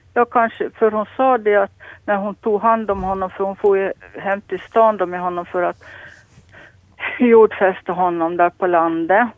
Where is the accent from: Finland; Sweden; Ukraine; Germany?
Finland; Lappo, Åland; jag är född och uppvuxen här på Lappo